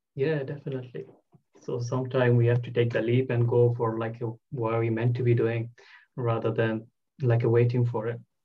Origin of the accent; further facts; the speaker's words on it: Bangladesh; English is a second language; moved away as an adult; now in United Kingdom; I'm originally from Bangladesh